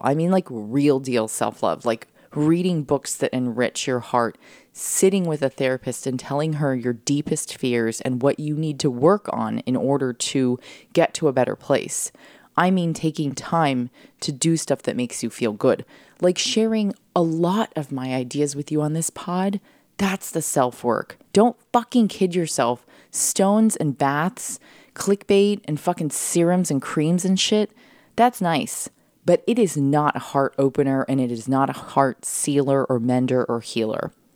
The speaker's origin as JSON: {"language": "English", "town": "San Diego", "region": "California", "country": "United States", "also_born_or_lived": "Florida / New York City", "moved": "as an adult", "said": "I came from San Diego"}